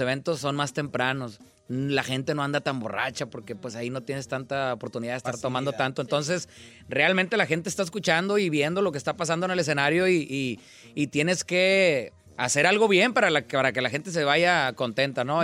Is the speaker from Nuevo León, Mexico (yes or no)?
yes; Monterrey, Nuevo León, Mexico; yo soy de Monterrey.